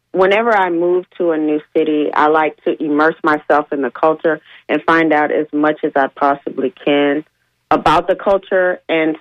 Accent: Baltimore, Maryland, United States; also born or lived in Savannah; I'm from Baltimore

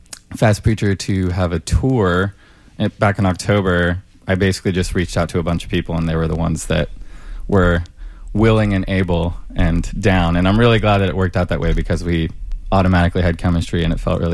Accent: Orlando, Florida, United States; now in Durham, United States; I'm originally from Orlando, Florida.

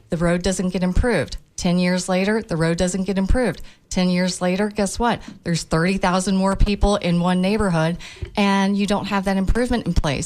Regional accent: Tampa, Florida, United States; I was born and raised in Tampa.

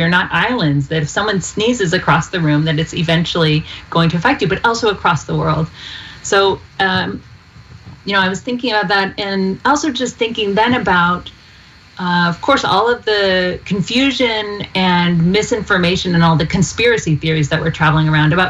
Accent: Georgia, United States; Even though we're both from Georgia.

